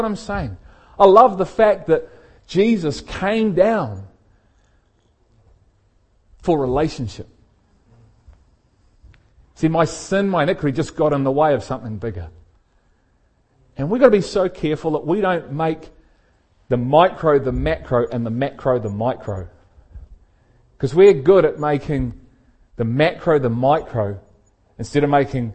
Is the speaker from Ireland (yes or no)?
no; Liverpool, North West England, United Kingdom; I was born in England, in Liverpool in England